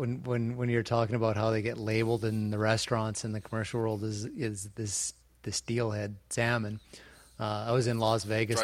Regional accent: Canada

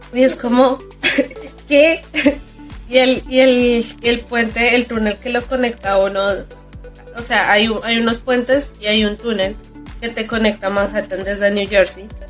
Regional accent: Bogotá, Colombia; moved away; yo soy de Bogotá

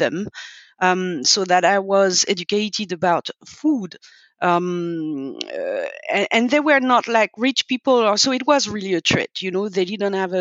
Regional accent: suburbs of Paris, Île-de-France, France; also born or lived in Nantes / Lyon; when we moved out from Lyon to go to the suburbs of Paris with my parents

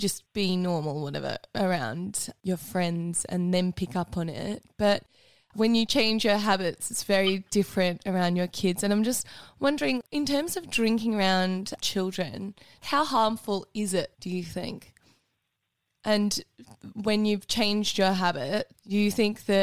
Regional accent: Australia

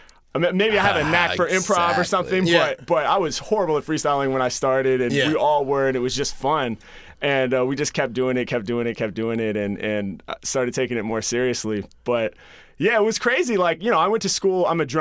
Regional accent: Portland, Oregon, United States; I'm from Portland.

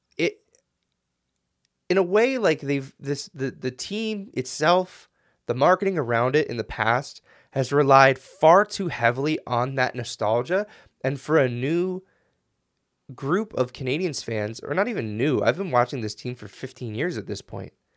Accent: United States; I'm an American

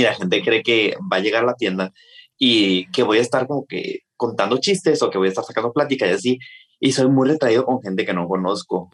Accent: Hermosillo, Sonora, Mexico; soy de Hermosillo, Sonora

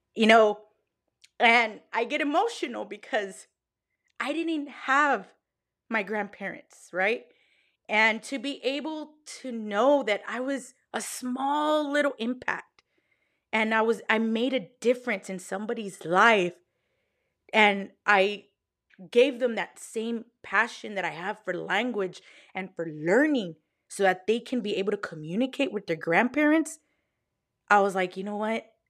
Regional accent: Texas, United States; I'm from Texas. Y'all, like, born and raised Texan

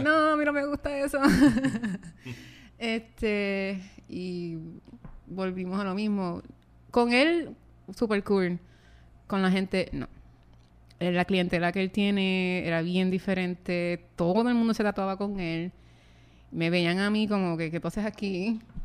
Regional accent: San Germán, Puerto Rico; de donde yo vengo, de San Germán

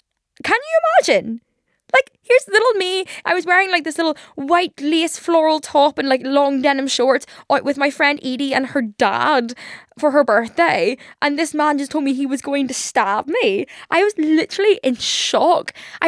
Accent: Liverpool, North West England, United Kingdom; accent: Liverpool; Liverpool accent a little bit intimidating sometimes. Like, just, like, when someone's angry and I'm from Liverpool, it's kind of, like, scarier.

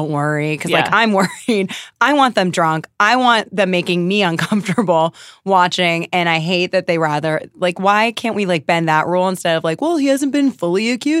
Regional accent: Maine, United States; moved away; I'm from Maine.

